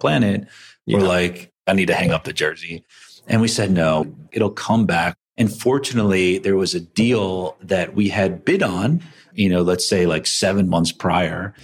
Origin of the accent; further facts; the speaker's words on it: East Coast, United States; I grew up in the East Coast